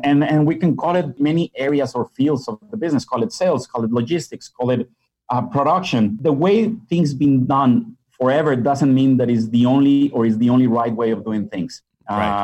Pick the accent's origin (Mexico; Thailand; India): Mexico; Monterrey, Nuevo León; moved away as an adult; also born or lived in Budapest, Hungary / Qatar / Dubai / Kuwait; I'm originally from Mexico, mm. born and raised in, in Monterrey.